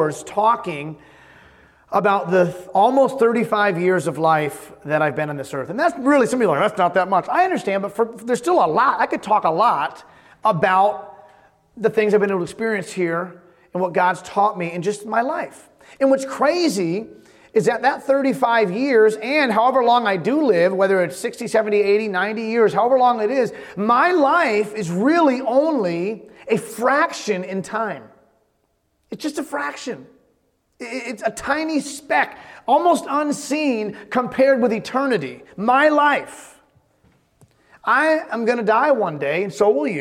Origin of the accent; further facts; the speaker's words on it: Holyoke, Massachusetts, United States; also born or lived in Springfield, Massachusetts; I was born in Springfield and grew up in Holyoke, Massachusetts